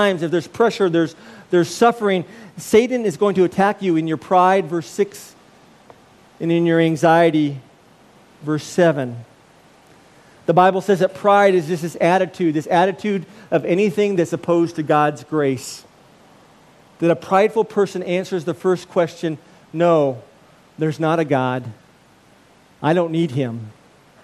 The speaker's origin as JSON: {"language": "English", "country": "United States", "said": "I'm an American"}